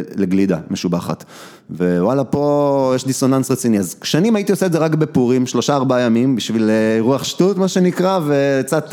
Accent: Kochav Yair, Central District, Israel; רוב הילדות שלי הייתה בכוכב יאיר

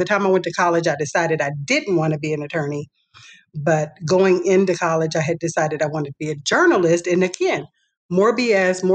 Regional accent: Wichita, Kansas, United States; moved away; Born and raised in Wichita, Kansas. I've been gone for a long time

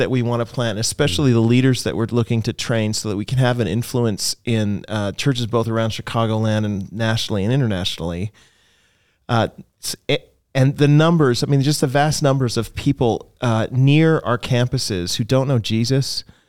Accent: Canada; I mean, I come from Canada, and there are places in Canada where like small towns, smallish towns, like 10,000 people towns, where there's not a single church that proclaims the gospel.

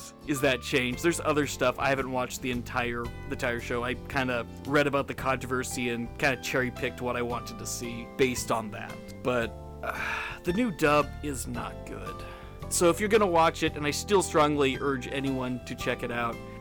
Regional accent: California, United States; I'm from California.

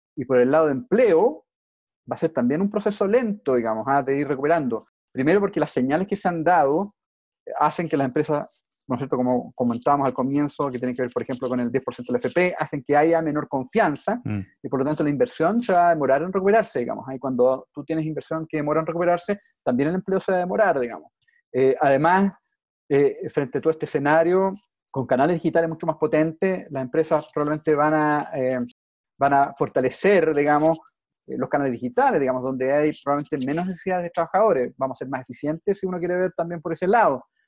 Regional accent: Chile

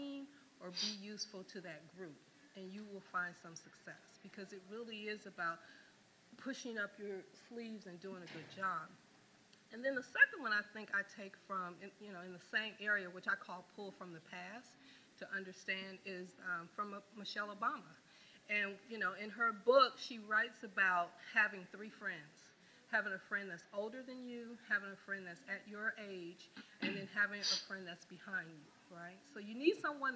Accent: Detroit, Michigan, United States; also born or lived in Louisiana; I'm originally from Detroit. I grew up right here, went to high school here

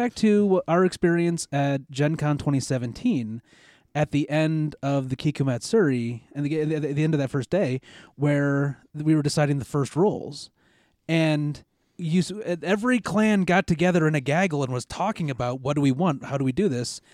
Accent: United States; being an American

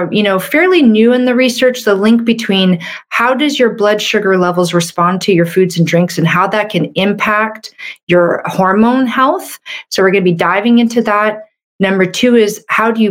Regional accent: Canada; I'm a Canadian medical doctor

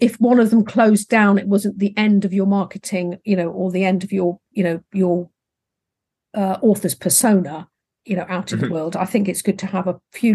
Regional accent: England, United Kingdom; accent: English; my English accent

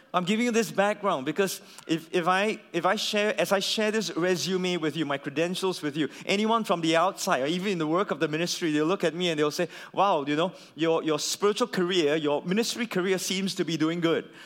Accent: Singapore; as a Singaporean

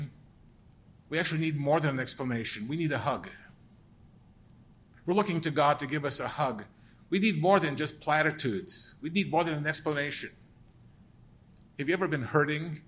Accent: St. Paul, Minnesota, United States; born or raised there; also born or lived in Germany (DP camp)

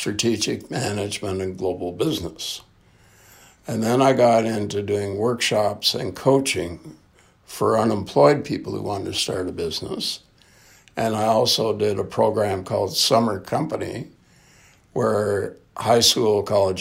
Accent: Canada; I'm a Canadian through and through.

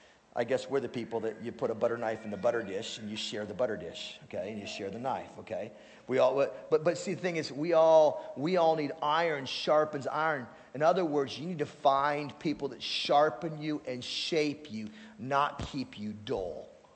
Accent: Alaska, United States; All right, we're from Alaska, who cares, right?

